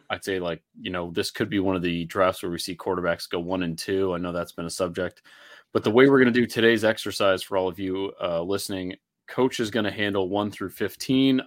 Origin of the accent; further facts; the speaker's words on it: Connecticut, United States; accent: Connecticut; my Connecticut accent